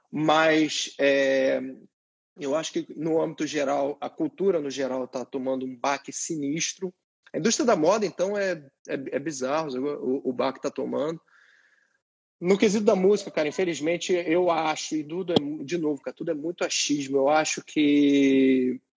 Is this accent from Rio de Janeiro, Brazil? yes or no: yes; Rio de Janeiro, Brazil; moved away as an adult; now in New York, United States; nasci, nasci, cresci, não nasci não, mas cresci nesse âmbito que ali na Equitativa